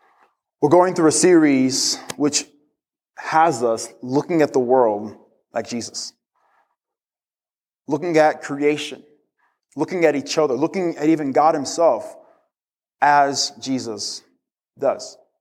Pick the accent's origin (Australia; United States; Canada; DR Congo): DR Congo; I grew up in the Congo. In the Congo, dogs aren't very friendly, so I was always terrified of dogs.